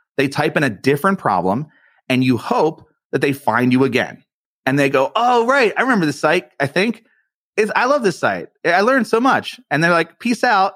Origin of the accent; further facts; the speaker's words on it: East Coast, United States; I'm from the East Coast and I'm Italian